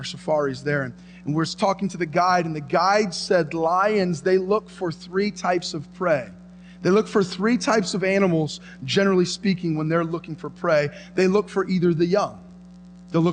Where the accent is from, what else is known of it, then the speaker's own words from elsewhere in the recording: United States; I was born in America. I've lived in America